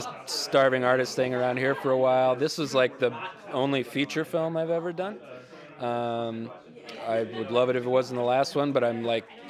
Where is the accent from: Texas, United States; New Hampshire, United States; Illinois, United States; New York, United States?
Texas, United States; moved away; I'm from Texas originally